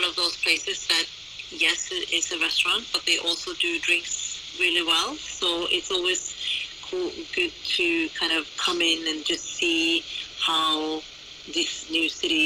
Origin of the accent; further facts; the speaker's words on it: Oslo, Norway; now in London, United Kingdom; originally I'm from Oslo, Norway